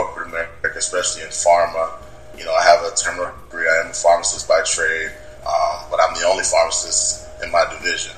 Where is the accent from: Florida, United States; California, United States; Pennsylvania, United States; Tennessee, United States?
Florida, United States; South; Everybody knows I'm from South Florida